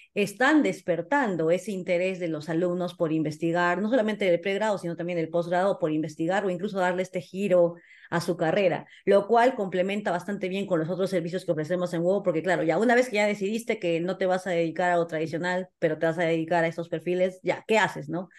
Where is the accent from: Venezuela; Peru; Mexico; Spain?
Peru; como socios somos peruanos